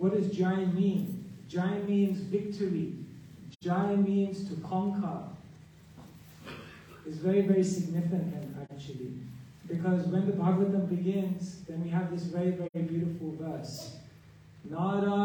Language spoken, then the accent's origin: English; Wembley, London, United Kingdom; I grew up in Wembley